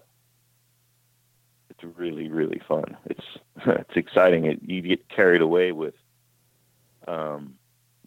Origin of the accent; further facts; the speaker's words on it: California, United States; I grew up in California